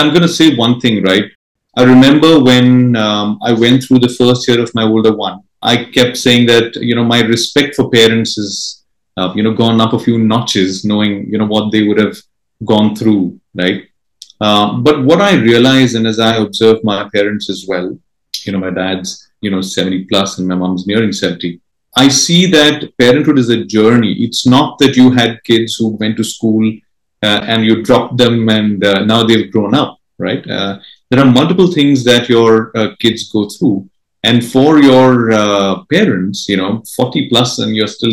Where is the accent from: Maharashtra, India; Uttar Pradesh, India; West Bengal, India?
Maharashtra, India; Mumbai; first language Marathi; English is a second language; So my mother tongue is Marathi. I'm from Mumbai